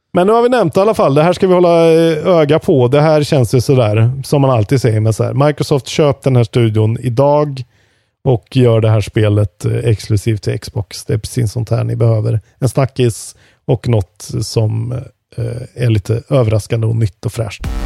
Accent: Värmland, Sweden; Som värmlänning

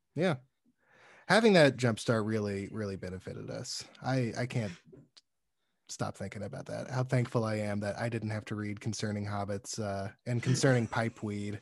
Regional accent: Alabama, United States; moved away; I'm from Alabama originally

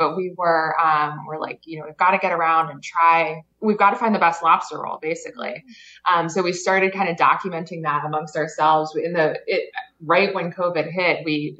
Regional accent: Connecticut, United States; moved away as an adult; now in Maine, United States; I grew up in Connecticut.

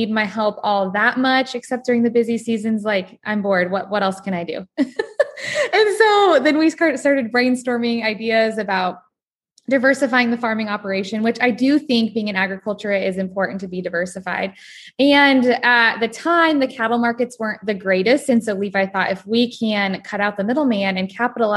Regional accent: Nebraska, United States; born or raised there

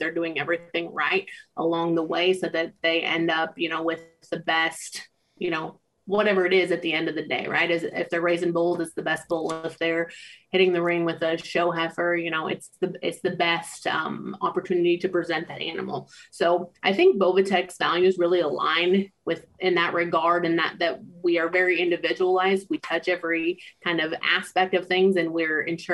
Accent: Tecumseh, Nebraska, United States; also born or lived in Colorado; I'm from Tecumseh, Nebraska, and was fortunate enough to grow up around a lot of good cattle

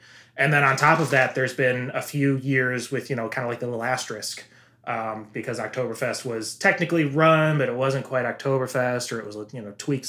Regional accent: Midwest, United States; now in Seattle, United States; I was born and bred in the Midwest.

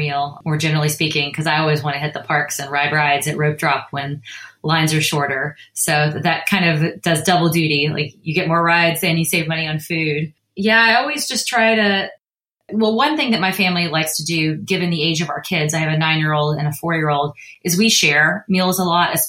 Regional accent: San Francisco Bay Area, California, United States; I'm from the San Francisco Bay Area.

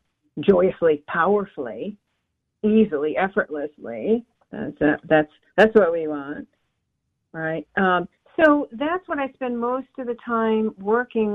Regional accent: San Diego, California, United States; I grew up in Southern California in the 70s.

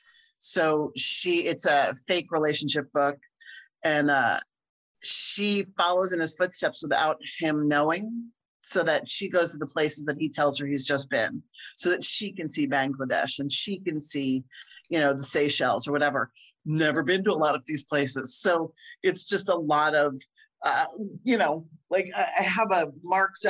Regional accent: near Philadelphia, Pennsylvania, United States; now in Chicago, United States; I grew up near Philly

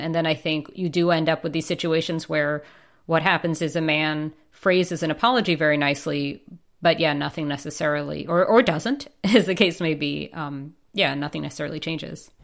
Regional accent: New York, United States; moved away; as a New Yorker

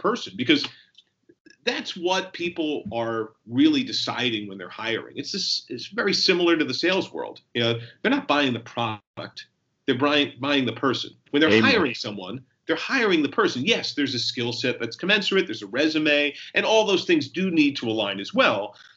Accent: New Jersey, United States; also born or lived in New York; I was born in New York, raised in New Jersey.

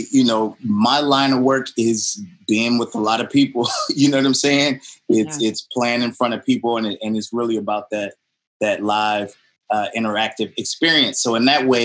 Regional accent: New Orleans, Louisiana, United States; I didn't want growing up in New Orleans. I didn't want to be a traditional jazz musician, right?

